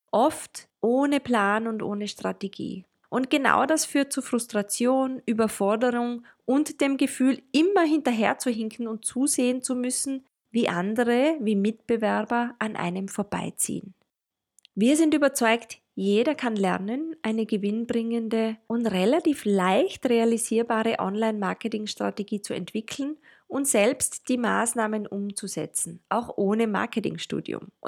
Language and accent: German; Tyrol, Austria; accent: Tyrolean; now in Vienna, Austria; meistens werde ich an meinem rollenden R gleich als Tirolerin identifiziert. ich lebe in Wien